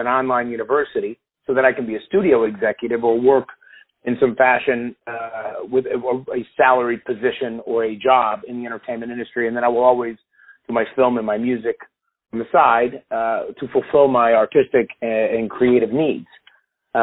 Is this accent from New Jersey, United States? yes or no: no; Chicago, Illinois, United States; I was born and raised in Chicago